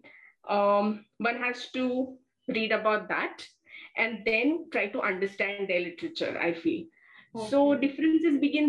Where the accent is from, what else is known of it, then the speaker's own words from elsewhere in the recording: India; as an Indian.